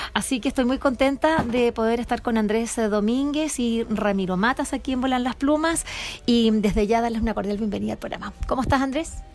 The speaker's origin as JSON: {"language": "Spanish", "country": "Chile", "said": "así como buen chileno"}